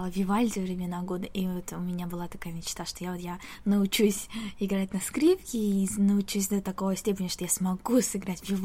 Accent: Tashkent, Uzbekistan; moved away as an adult; now in South Korea; Да, в Ташкенте.

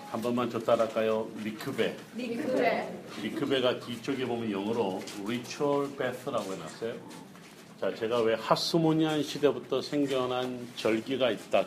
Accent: South Korea; 우리 한국 사람들이

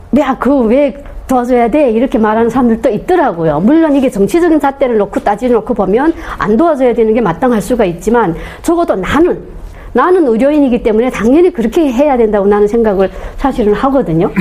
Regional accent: North Korea; moved away as an adult; now in South Korea; 저는 북한에서 온한사의

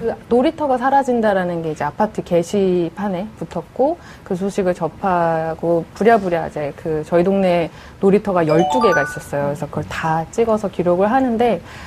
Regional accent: Seoul, South Korea; 저는 거기서 태어나고 어. 자랐고 유년 시절의 기억이 다 그곳에 있는 어. 사람이고요.

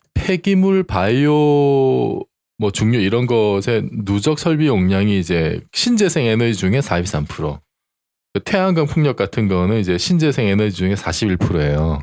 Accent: Busan, South Korea; 제가 이제 그 고향이 부산인데

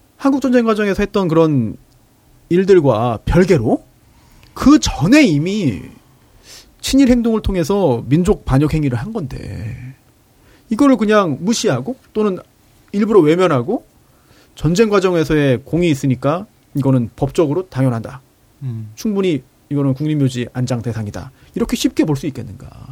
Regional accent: Incheon, South Korea; 인천 사람으로서

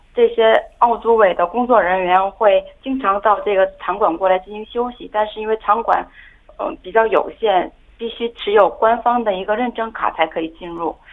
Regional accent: China; now in South Korea; 哦，我觉得是作为一个中国人在国外迎接奥运会，最大的期待就是中国的奥运健儿可以赢得更多的奖牌吧。

